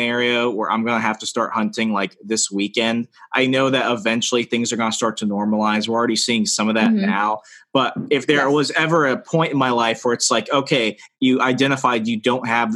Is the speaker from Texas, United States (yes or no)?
no; Arizona, United States; moved away; I grew up in Arizona for a while